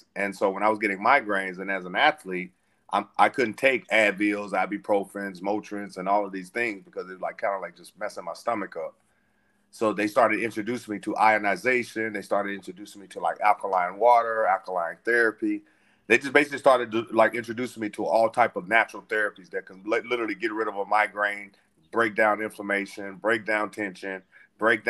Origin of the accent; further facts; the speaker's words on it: Little Rock, Arkansas, United States; moved away; I was born and raised in Little Rock, Arkansas